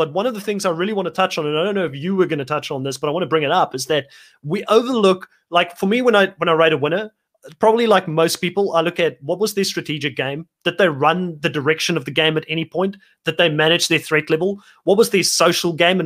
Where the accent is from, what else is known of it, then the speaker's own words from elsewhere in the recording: South Africa; moved away; I'm originally from South Africa